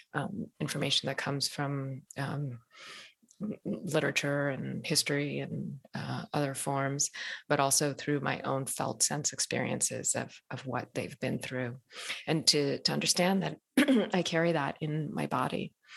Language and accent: English; Ethiopia; born there; So, you know, where I come from, I was born in Ethiopia. I'm half Ethiopian, half Eritrean.